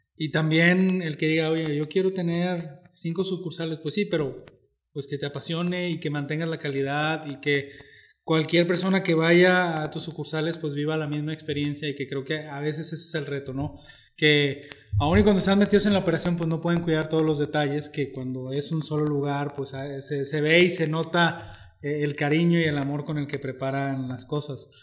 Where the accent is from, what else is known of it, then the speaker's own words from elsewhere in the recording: Mexico; como mexicanos